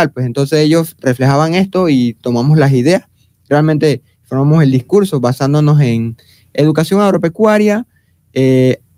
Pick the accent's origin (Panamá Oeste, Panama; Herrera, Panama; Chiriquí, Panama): Chiriquí, Panama; Las Lajas; Eh, sí, eh, oriundo de Las Lajas, pues me crié en Las Lajas, nací en Panamá, eh, estuve con mi familia